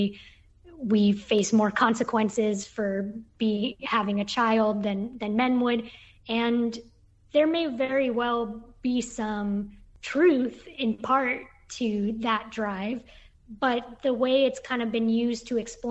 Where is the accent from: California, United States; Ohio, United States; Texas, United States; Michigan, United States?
California, United States; Bay Area; moved away as an adult; also born or lived in Brooklyn, New York; I was from the Bay Area living in Brooklyn